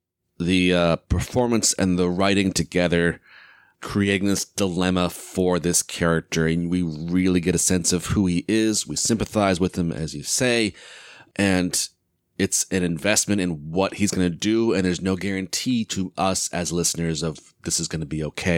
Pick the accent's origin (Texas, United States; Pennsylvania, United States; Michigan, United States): Texas, United States; That's my impersonation of the Texas guy. I'm from Texas.